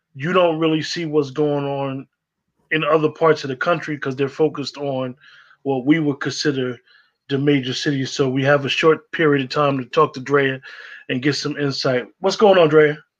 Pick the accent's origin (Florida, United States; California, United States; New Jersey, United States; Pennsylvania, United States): New Jersey, United States; northern; growing up in New Jersey, in northern Jersey, a lot of us that went to the school systems in northern Jersey